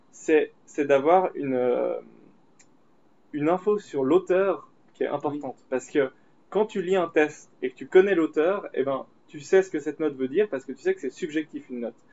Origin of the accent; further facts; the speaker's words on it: Switzerland; on est suisse